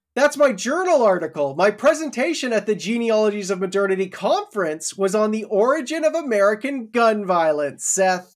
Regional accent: Canada; me as a Canadian who's never held a gun before.

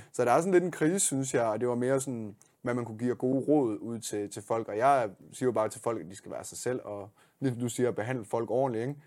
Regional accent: Denmark

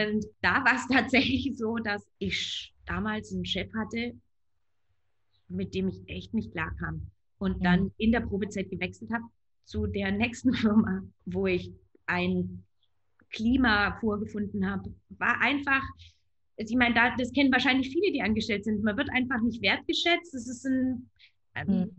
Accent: rural Baden-Württemberg, Germany; Ich bin werte konservativ auf dem Land in Baden-Württemberg aufgewachsen

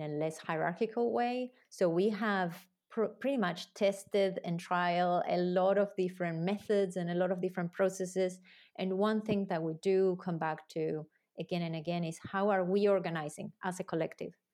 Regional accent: Argentina; moved away; also born or lived in New Zealand; I'm originally from Argentina

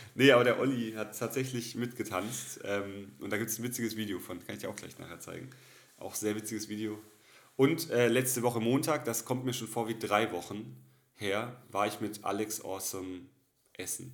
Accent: Karlsruhe, Baden-Württemberg, Germany; now in Cologne, Germany; bei uns in Karlsruhe

